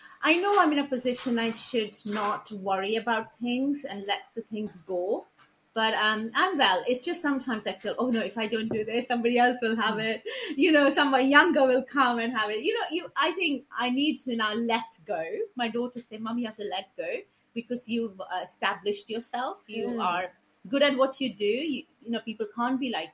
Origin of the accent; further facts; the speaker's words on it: West Bengal, India; moved away; I grew up in West Bengal